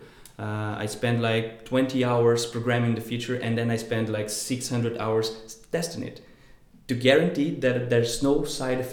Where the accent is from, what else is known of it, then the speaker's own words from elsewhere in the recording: Brazil; moved away as an adult; I come from Brazil, from the countryside